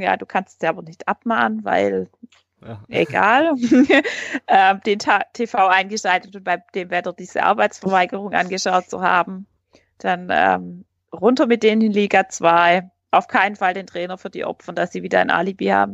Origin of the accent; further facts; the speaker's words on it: Heilbronn region, Baden-Württemberg, Germany; ich komme aus der Region Heilbronn